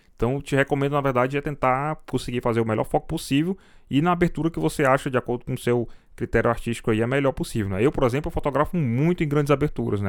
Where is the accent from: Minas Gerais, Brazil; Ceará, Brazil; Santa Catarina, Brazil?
Ceará, Brazil; Fortaleza; sou de Fortaleza